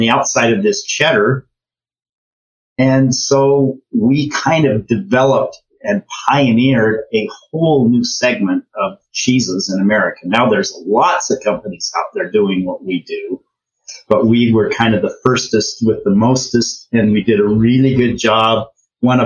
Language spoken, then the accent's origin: English; Ogden, Utah, United States; We're both from Ogden, Utah.